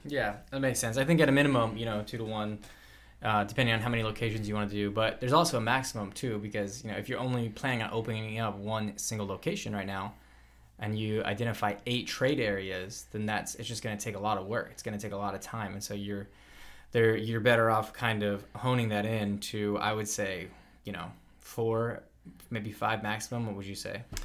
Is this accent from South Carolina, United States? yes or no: yes; South Carolina, United States; moved away; some of the places that I grew up in around South Carolina